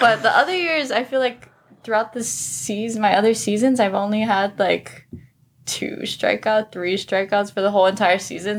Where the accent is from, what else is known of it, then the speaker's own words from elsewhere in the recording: Oahu, Hawaii, United States; moved away as an adult; also born or lived in Sonoma, California; I'm from Oahu